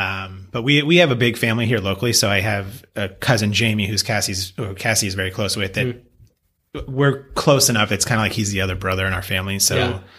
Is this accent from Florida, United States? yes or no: no; Encinitas, California, United States; born or raised there; also born or lived in Pennsylvania